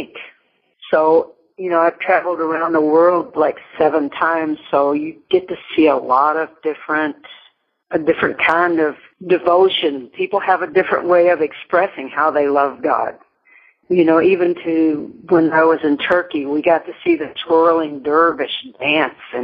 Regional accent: Meade County, Kentucky, United States; also born or lived in Williamsburg, Kentucky / Louisville, Kentucky; now in Oklahoma, United States; I grew up on a farm in Meade County, Kentucky, which is about 35 miles southwest of Louisville

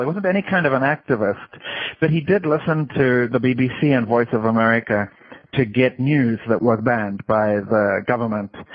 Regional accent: Limpopo, South Africa; moved away as an adult; also born or lived in Durban, South Africa; now in Pennsylvania, United States; I grew up in Kruger National Park. The first few years of my life, I lived in Durban. And then when I was about seven years old, my parents moved to uh, Kruger National Park

